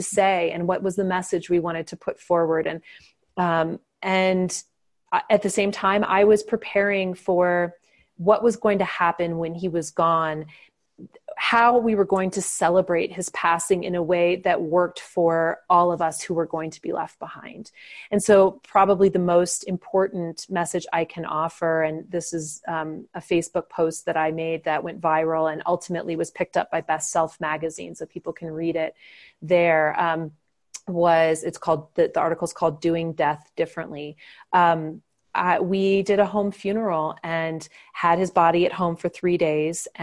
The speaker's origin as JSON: {"language": "English", "region": "Indiana", "country": "United States", "tie": "born or raised there", "moved": "yes", "said": "my home state of Indiana"}